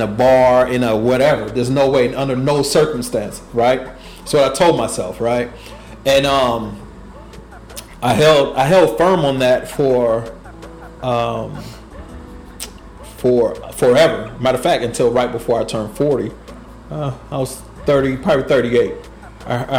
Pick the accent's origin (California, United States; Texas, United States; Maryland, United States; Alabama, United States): California, United States; Oakland; I was born in Oakland, California